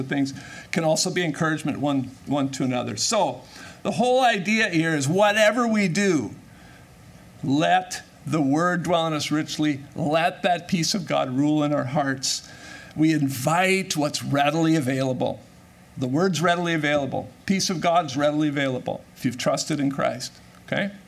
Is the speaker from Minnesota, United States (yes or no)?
yes; Minnesota, United States; I'm born and raised in Minnesota